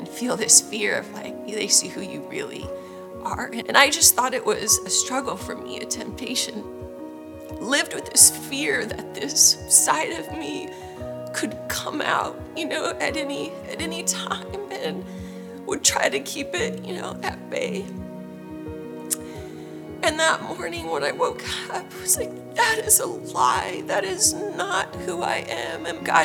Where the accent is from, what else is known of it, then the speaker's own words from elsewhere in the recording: Northern California, United States; now in Franklin, United States; I'm from Franklin, Tennessee, originally from Northern California